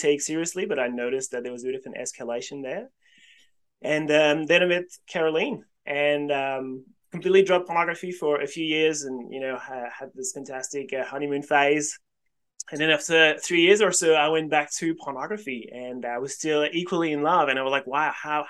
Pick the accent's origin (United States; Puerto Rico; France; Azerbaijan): France; moved away as an adult; also born or lived in Sydney, Australia; now in Australia; I was born in France originally and I studied physics in France